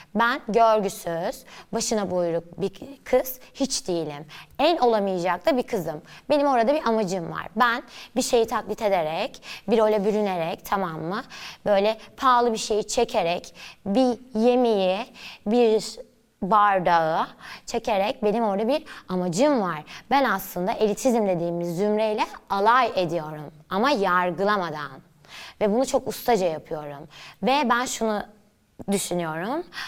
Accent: Istanbul, Turkey; İstanbul'da büyüdüm, Nişantaşı'nda.

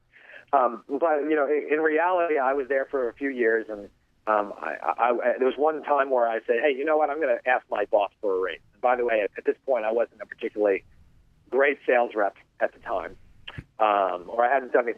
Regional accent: New York, United States; moved away as an adult; also born or lived in Michigan; now in California, United States; I was originally from New York, went to college in Michigan

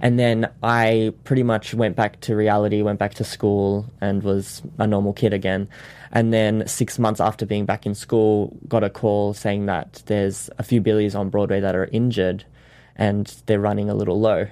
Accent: Sydney, New South Wales, Australia; moved away as an adult; now in Los Angeles, United States; I learnt the show in Sydney, which is my hometown

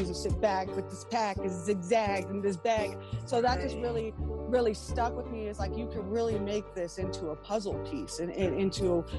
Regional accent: South Lake Tahoe, California, United States; I'm from South Lake Tahoe, and I'm a hip-hop head.

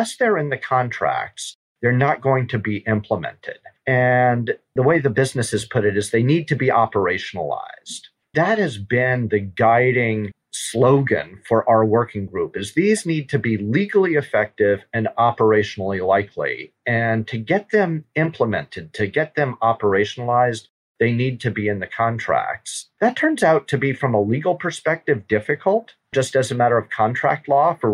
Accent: Louisiana, United States; I'm from Louisiana

